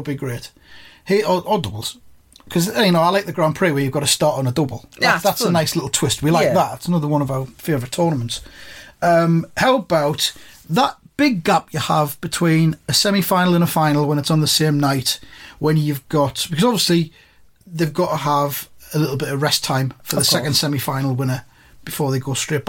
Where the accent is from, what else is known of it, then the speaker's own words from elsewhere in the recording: Sunderland, North East England, United Kingdom; we're from Sunderland